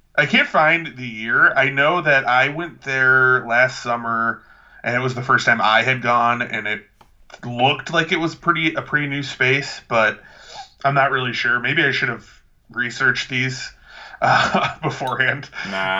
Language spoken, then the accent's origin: English; Lansing, Illinois, United States; my hometown of Lansing, Illinois